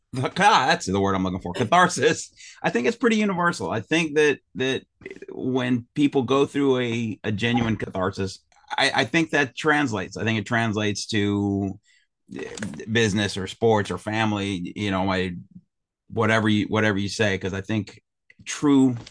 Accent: Chicago, Illinois, United States; now in San Diego, United States; I grew up in Chicago. That's my hometown, and living out here in San Diego

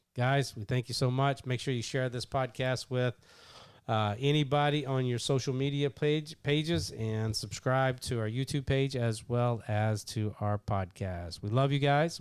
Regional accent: Kentucky, United States; I'm from Kentucky

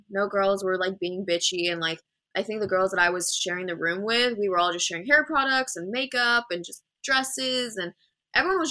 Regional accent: Dubai, United Arab Emirates; I'm actually born and raised in Dubai, from Dubai.

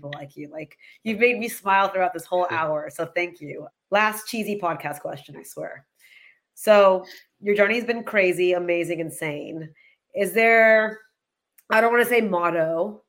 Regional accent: Texas, United States; I grew up in Texas

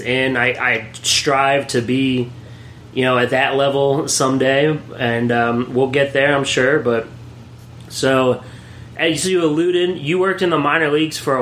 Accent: Williamsport, Pennsylvania, United States; working in my hometown, the Williamsport Crosscutters

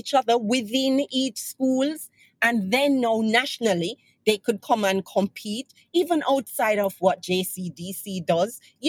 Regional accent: Jamaica

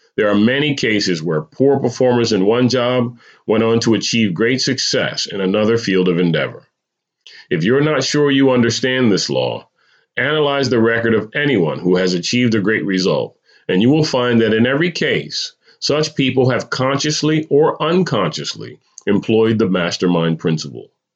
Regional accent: New Jersey, United States; moved away as an adult; also born or lived in California; moving to California after growing up in New Jersey

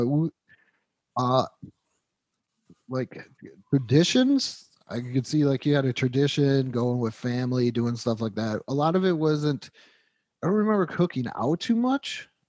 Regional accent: Western New York, United States; moved away; Where, like, I'm from in Western New York, we hate New York City.

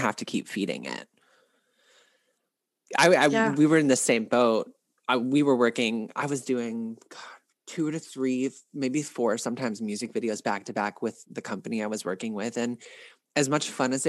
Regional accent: Louisville, Kentucky, United States; I'm from Louisville

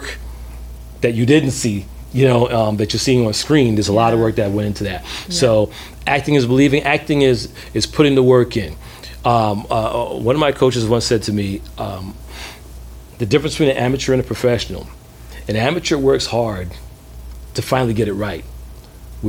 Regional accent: New York City, New York, United States; also born or lived in London / Atlanta; growing up in Brooklyn

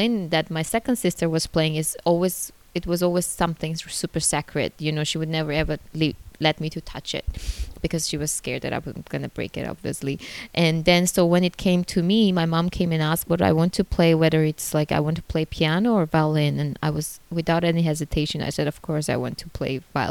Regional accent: Armenia; moved away as an adult; now in China; I was proudly saying that I'm from Armenia

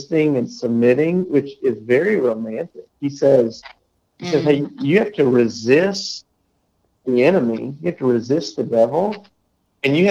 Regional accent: United States; as an American

